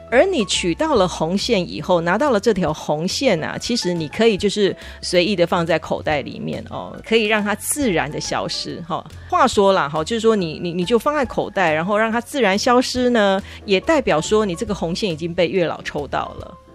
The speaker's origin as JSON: {"language": "Chinese", "country": "Taiwan", "said": "我们台湾人"}